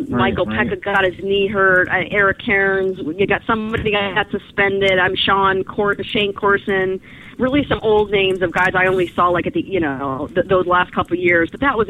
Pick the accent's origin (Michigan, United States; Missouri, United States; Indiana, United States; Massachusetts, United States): Missouri, United States; St. Louis; now in Connecticut, United States; And I'm originally from St. Louis, born and raised